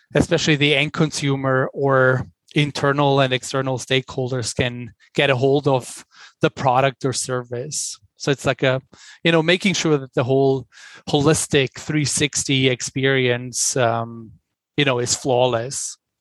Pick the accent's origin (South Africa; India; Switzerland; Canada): Switzerland; English is a second language; moved away as an adult; also born or lived in New York, United States; now in Los Angeles, United States; as you can probably hear from my accent, I'm originally from Switzerland. I'm Swiss, but I've spent the majority of my working life in the United States.